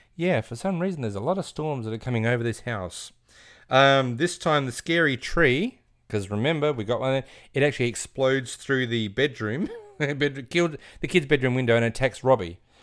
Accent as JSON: {"language": "English", "country": "Australia", "said": "we're Australian"}